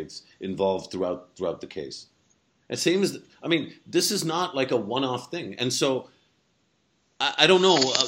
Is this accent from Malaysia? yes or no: no; Pakistan; as a Pakistani, where I am the majority in my country